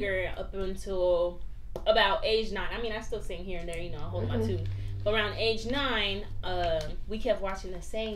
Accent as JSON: {"language": "English", "town": "Mesa", "region": "Arizona", "country": "United States", "tie": "born or raised there", "said": "I was born in Mesa, Arizona"}